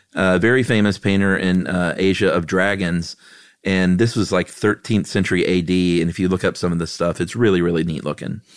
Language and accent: English; Houston, Texas, United States; I grew up in Houston, Texas